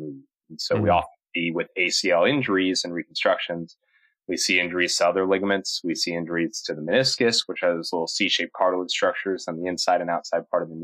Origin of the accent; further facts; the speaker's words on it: Chicago, Illinois, United States; moved away as an adult; also born or lived in Cleveland, Ohio; now in Charlotte, United States; born and bred in the Midwest, Chicagoland area